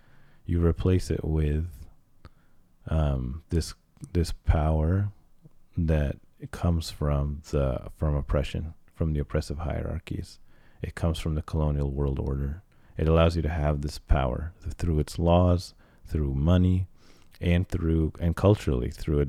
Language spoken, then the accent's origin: English; Cairo, Cairo Governorate, Egypt; born there; My family's from Egypt. I was born in Cairo.